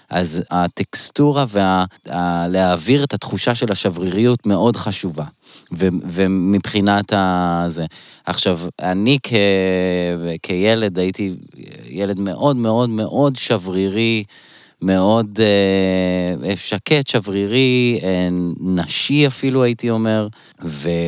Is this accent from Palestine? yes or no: yes; Elon Moreh, West Bank, Palestine; אני גדלתי מגיל